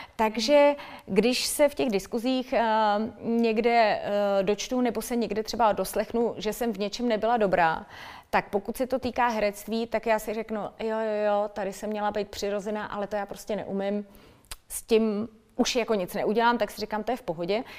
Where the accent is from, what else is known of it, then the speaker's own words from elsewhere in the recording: Litoměřice, Ústí nad Labem Region, Czechia; A já jsem holka z malého města, já jsem holka z Litoměřic